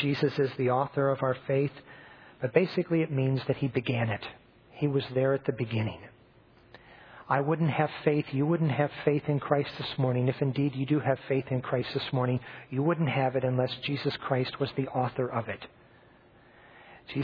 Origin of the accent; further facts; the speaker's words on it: Bloomington, Indiana, United States; moved away as an adult; now in Zambia; I grew up in Bloomington, going to churches that you'd be familiar with if I named them to you